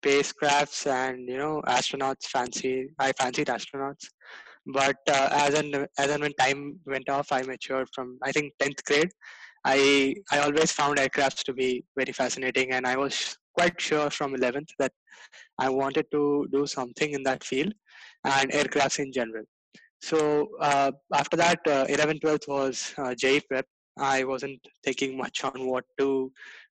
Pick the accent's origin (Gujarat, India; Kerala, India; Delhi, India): Gujarat, India; I'm a third year mechanical engineering student at NITK, and I am from Gujarat